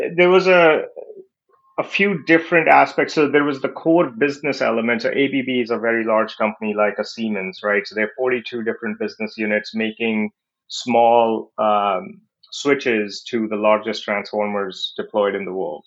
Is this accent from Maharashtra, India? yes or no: no; New Delhi, Delhi, India; moved away as an adult; also born or lived in Silicon Valley; I was born in New Delhi, India, in a lower middle income business family. Uh, started working with my dad when I was young